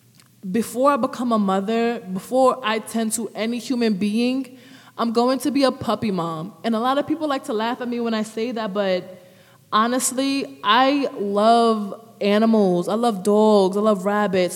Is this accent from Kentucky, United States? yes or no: no; New York City, New York, United States; now in Newark, United States; I'm from the Bronx, New York. I came to Jersey a while back, but in the midst of that time until now, I was switching back and forwards from the two cities.